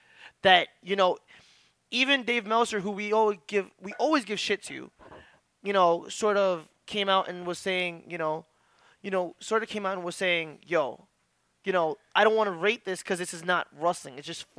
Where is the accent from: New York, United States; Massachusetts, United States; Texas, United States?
New York, United States; Bronx; But wait, I'm from the Bronx.